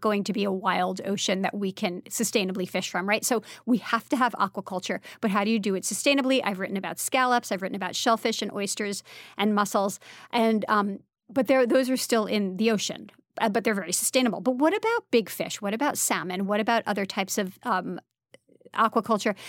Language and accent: English; Brooklyn, New York, United States; also born or lived in France; I grew up in Brooklyn